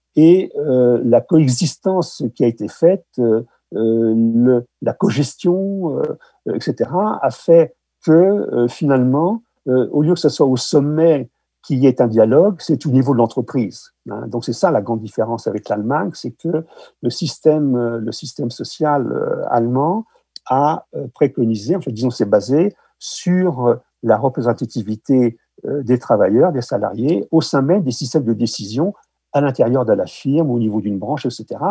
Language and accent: French; France; chez nous en France